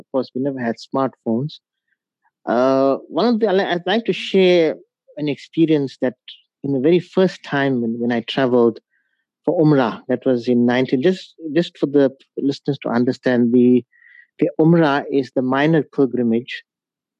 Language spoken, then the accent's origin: English; Pietermaritzburg, KwaZulu-Natal, South Africa; also born or lived in Durban; I schooled in Pietermaritzburg at the Arthur Blacksall School for the Blind